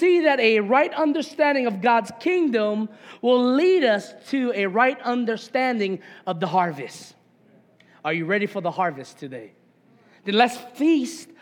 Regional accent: Papaikou, Hawaii, United States; I grew up in Papaiko, and us country boys love mongoose bikes

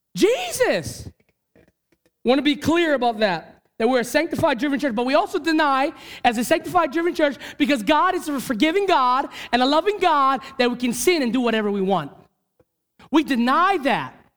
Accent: Hawaii, United States; as a Hawaiian, as a Kanaka

